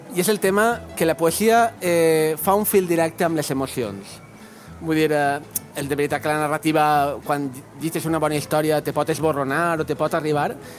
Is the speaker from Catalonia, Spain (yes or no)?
no; Valencian Community, Spain; som valencians